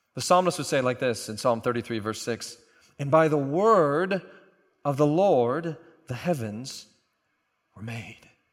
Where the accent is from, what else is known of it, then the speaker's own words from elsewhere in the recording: Oklahoma, United States; I'm a flatlander. I'm from Oklahoma.